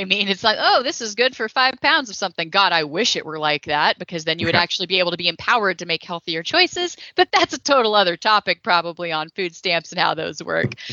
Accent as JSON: {"language": "English", "region": "Texas", "country": "United States", "said": "I'm from Texas"}